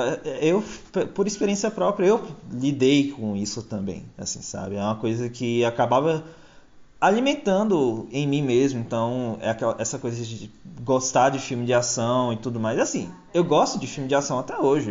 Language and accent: Portuguese; Bahia, Brazil; also born or lived in São Paulo; nasci em São Paulo, cresci na Bahia.